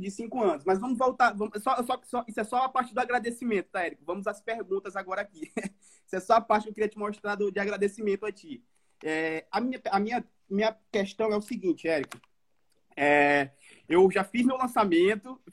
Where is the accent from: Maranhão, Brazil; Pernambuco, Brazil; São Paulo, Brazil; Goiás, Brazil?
Maranhão, Brazil; São Luís; now in Florianópolis, Brazil; eu sou de São Luís, Maranhão, falo de Florianópolis